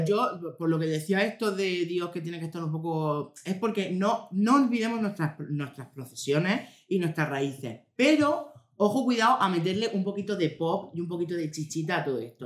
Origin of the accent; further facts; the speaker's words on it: Region of Murcia, Spain; accent: Murcian; Tengo acento murciano